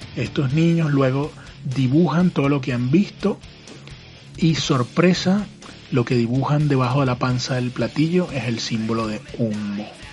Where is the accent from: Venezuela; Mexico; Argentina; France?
Venezuela; Caracas, Capital District; mi ciudad natal, Caracas, Venezuela